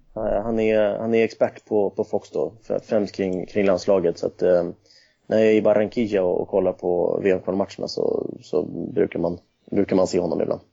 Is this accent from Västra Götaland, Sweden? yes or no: no; Nacka, Stockholm County, Sweden; also born or lived in Cali, Colombia / Södermalm, Stockholm; now in Stockholm, Sweden; Jag är uppväxt i Nacka strax utanför